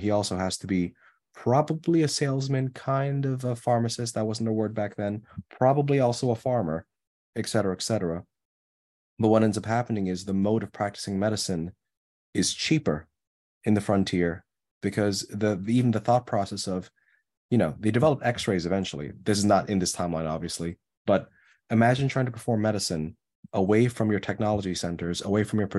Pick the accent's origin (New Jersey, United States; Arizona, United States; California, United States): New Jersey, United States; We're saying this lovingly. I'm from New Jersey.